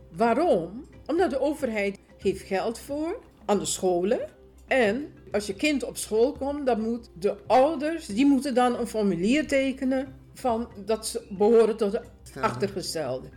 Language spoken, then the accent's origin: Dutch; Suriname; now in Netherlands; Ik ben geboren in Suriname. Ik woon ruim 50 jaar woon ik in Nederland